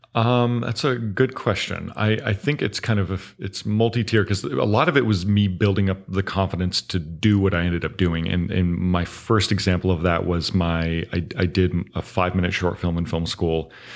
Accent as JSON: {"language": "English", "town": "Augusta", "region": "Georgia", "country": "United States", "tie": "born or raised there", "also_born_or_lived": "Los Angeles, California", "moved": "as an adult", "lives_now": "Florida, United States", "said": "I grew up in Augusta, Georgia"}